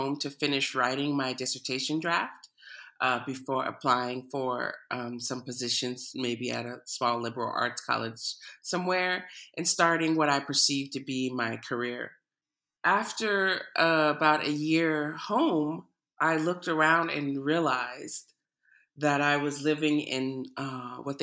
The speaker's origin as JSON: {"language": "English", "town": "Oakland", "region": "California", "country": "United States", "tie": "born or raised there", "said": "as a third-generation Oakland native"}